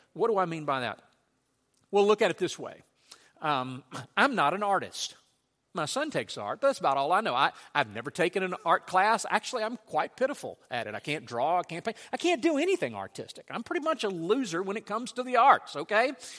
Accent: Louisiana, United States; when I was a child growing up in Louisiana, we had a farm

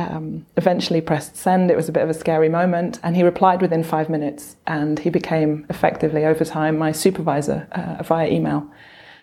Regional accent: Brussels, Brussels-Capital Region, Belgium; moved away as an adult; also born or lived in London, United Kingdom / Padua, Italy; now in Sheffield, United Kingdom; I grew up in Belgium, in Brussels.

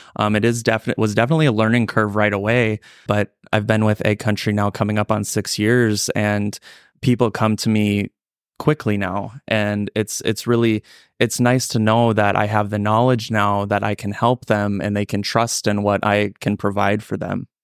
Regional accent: Ellendale, North Dakota, United States; I'm originally from the Ellen Del Norte, Dakota area, born and raised there

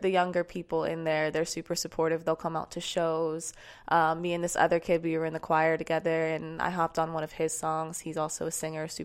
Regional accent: Sarasota, Florida, United States; Um, I'm, Sarasota. I'm from, I'm

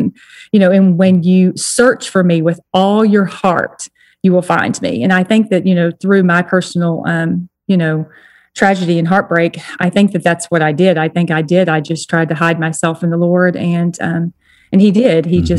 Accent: Texas, United States; moved away as an adult; also born or lived in New Jersey; I was brought up in Texas

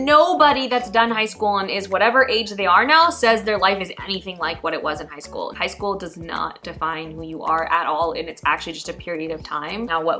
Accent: Pakistan; as a Pakistani woman growing up with all the values and things that you're kind of indoctrinated

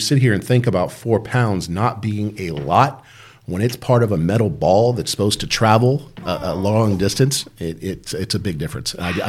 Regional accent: Dayton, Ohio, United States; born there; I was born in Dayton, Ohio. Which is where my parents were also born.

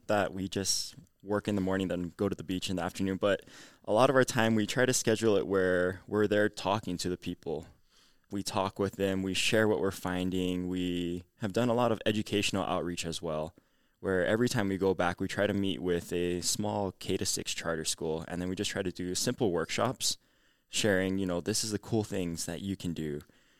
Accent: Hawaii, United States; And I said, oh, hi … I'm from Oahu, another island.

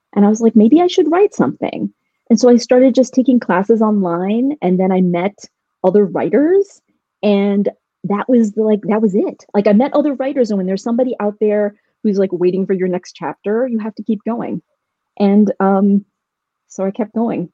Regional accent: Louisville, Kentucky, United States; moved away; I grew up in Louisville, Kentucky, where we had a small Indian community, but not a huge one.

